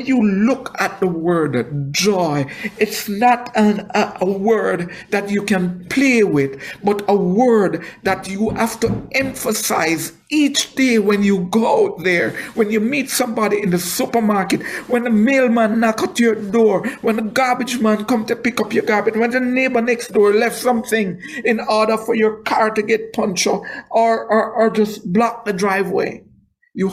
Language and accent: English; Jamaica; moved away; I am not a black American, I am Jamaican